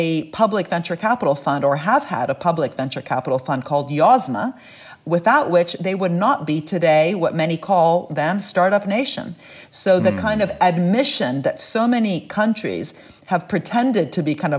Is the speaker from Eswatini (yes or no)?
no; Italy; I'm from Italy